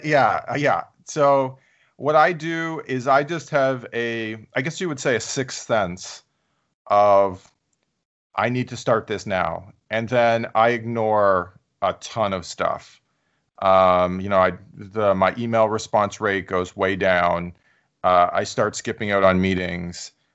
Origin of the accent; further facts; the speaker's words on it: Canada; moved away; I'm Canadian, so I went to a Canadian university